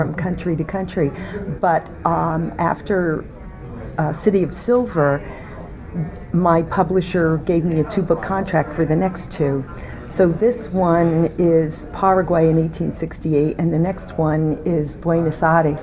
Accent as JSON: {"language": "English", "town": "Paterson", "region": "New Jersey", "country": "United States", "tie": "born or raised there", "moved": "yes", "said": "I was born in Paterson, New Jersey, in a working-class neighborhood, and kids who grew up there in the 50s didn't really aspire to be starving artists"}